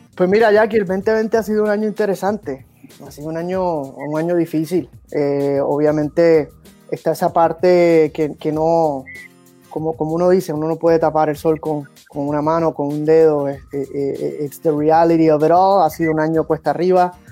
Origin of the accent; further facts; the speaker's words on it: Puerto Rico; also born or lived in United States; now in Miami, United States; en mi caso yo soy puertorriqueño, soy americano